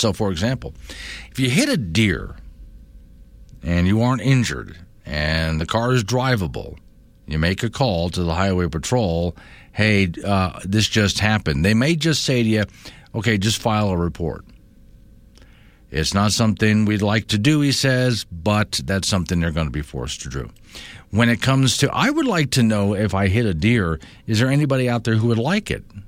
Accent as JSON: {"language": "English", "town": "Sanibel", "region": "Florida", "country": "United States", "tie": "born or raised there", "moved": "yes", "lives_now": "Wyoming, United States", "said": "That's where I'm from, it's where I grew up"}